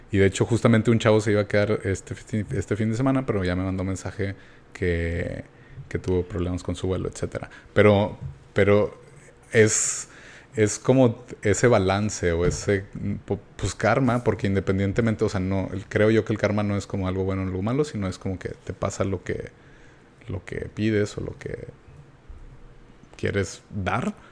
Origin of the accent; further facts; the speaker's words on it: Mexico; soy de México